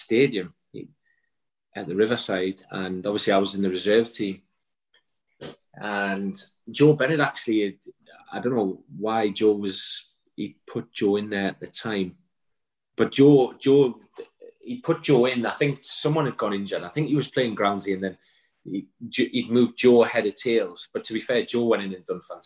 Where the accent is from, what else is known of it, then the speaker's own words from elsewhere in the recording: Newcastle upon Tyne, North East England, United Kingdom; I was from Newcastle, and I am a Newcastle fan